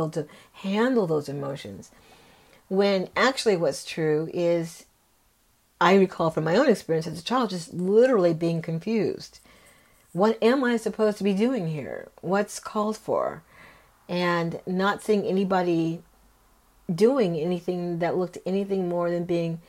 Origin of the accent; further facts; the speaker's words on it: California, United States; we grew up in California